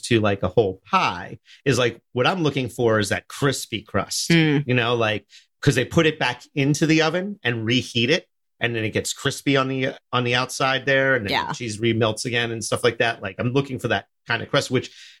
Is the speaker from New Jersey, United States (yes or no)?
yes; New Jersey, United States; I grew up in South Jersey